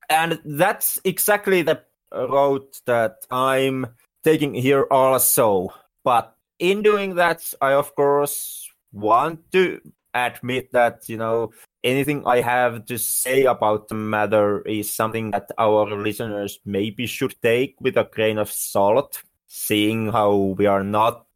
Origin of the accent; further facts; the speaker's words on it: Finland; I'm not American. I'm Finn